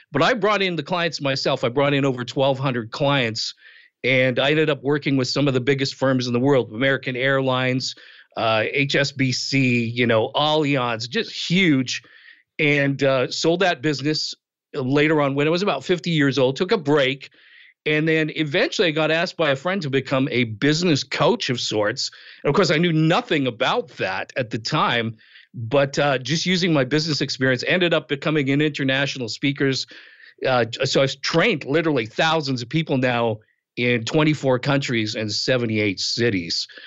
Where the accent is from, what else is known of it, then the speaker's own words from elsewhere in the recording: Western Canada, Canada; also born or lived in outside Toronto, Ontario; now in Toronto area, Canada; I was born and raised in Canada, Western Canada, grew up there, eventually moved to Eastern Canada. I live outside of Toronto now.